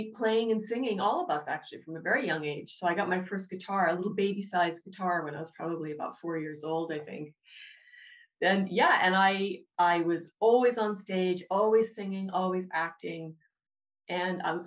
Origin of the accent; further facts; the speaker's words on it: Boston, Massachusetts, United States; moved away as an adult; now in Dublin, Ireland; I live in Dublin. I'm from Boston, Massachusetts